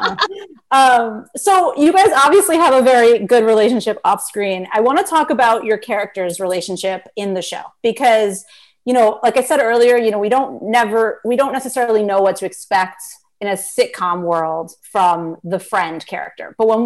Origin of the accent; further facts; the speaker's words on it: New York City, New York, United States; I grew up in Brooklyn